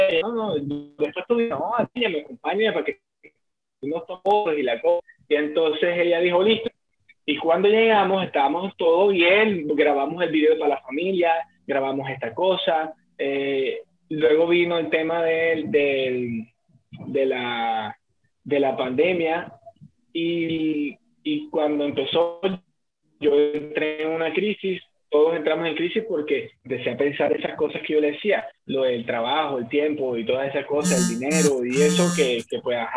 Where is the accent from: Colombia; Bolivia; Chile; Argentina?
Colombia; moved away; also born or lived in Bogotá; porque nosotros somos de Colombia